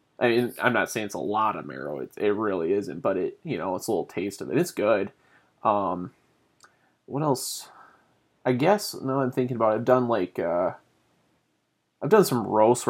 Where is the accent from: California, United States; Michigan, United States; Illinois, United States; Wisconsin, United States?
Michigan, United States; Southern; moved away; I grew up in Southern Michigan